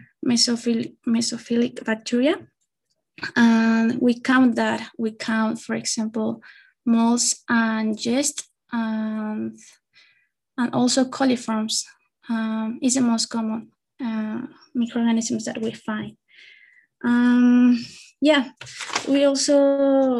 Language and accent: English; Querétaro, Mexico; I'm from Querétaro.